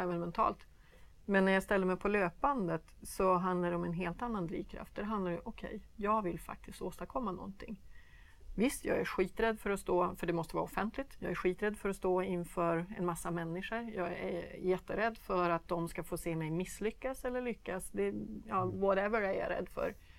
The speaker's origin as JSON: {"language": "Swedish", "country": "Sweden"}